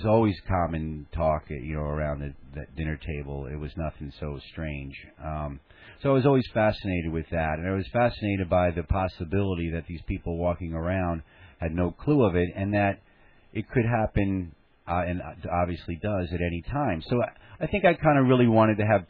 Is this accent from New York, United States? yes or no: yes; New York City, New York, United States; I grew up in Staten Island, and my father was an NYPD homicide detective.